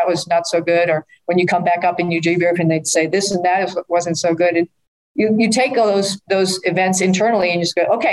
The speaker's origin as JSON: {"language": "English", "town": "Needham", "region": "Massachusetts", "country": "United States", "tie": "born or raised there", "said": "As a kid from Needham, Massachusetts"}